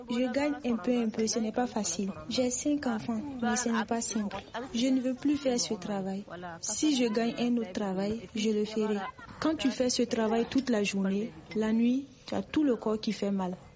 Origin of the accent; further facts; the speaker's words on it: Guinea-Bissau; Je suis de la Guinée-Bissau.